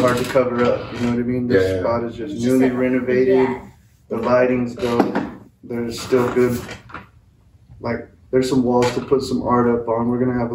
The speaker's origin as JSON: {"language": "English", "town": "Clovis", "region": "New Mexico", "country": "United States", "moved": "yes", "lives_now": "Las Cruces, United States", "said": "We're all from Clovis."}